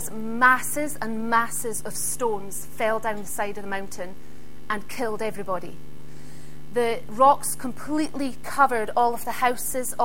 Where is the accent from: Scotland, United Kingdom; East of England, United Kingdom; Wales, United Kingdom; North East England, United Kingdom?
Scotland, United Kingdom; Isle of Skye; I come from the Isle of Skye